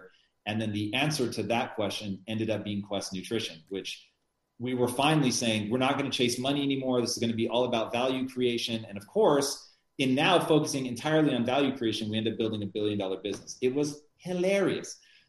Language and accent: English; United States; I'm an American who's trying to sound So